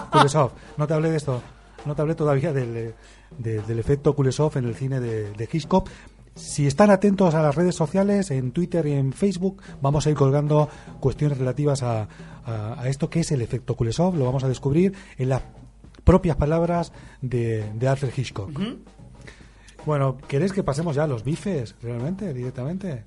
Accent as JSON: {"language": "Spanish", "country": "Argentina", "moved": "yes", "said": "aquel país lejano de donde yo vengo"}